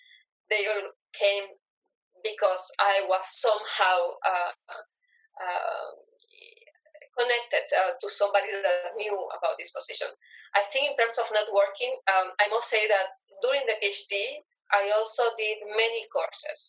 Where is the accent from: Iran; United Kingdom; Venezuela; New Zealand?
Venezuela; moved away; I am from Venezuela.